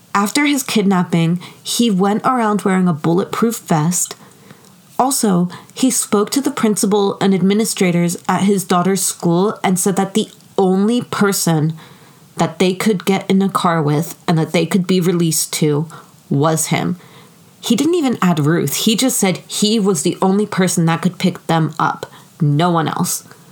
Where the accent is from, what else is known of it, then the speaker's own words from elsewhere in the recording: United States; I'm American.